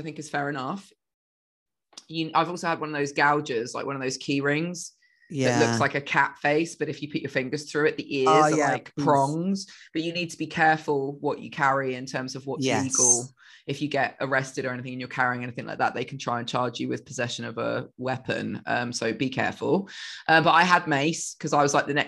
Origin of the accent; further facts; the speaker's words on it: England, United Kingdom; moved away; I'm English.